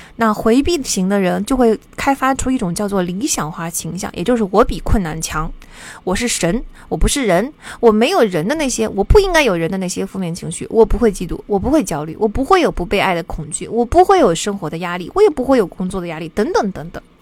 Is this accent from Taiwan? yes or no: no; China; 我们中国人总是在乎努力、勤奋